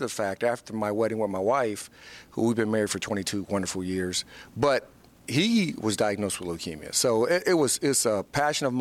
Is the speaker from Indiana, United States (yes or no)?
yes; Fort Wayne, Indiana, United States; I had my own foundation in my hometown in Fort Wayne, Indiana